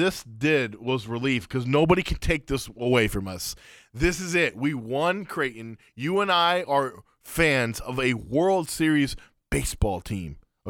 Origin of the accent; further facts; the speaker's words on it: Afghanistan; But weirded out because technically the Taliban don't rule it. And I'm like, right. Are they cool with that or not? It's a weird thing going on in my home